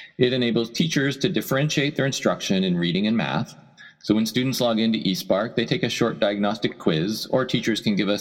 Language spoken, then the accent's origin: English; Erie, Pennsylvania, United States; also born or lived in Chicago; now in San Francisco, United States; I grew up in Erie, Pennsylvania